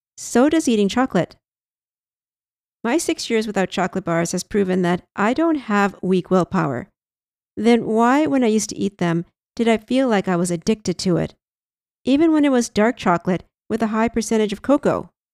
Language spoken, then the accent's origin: English; Canada; I'm Canadian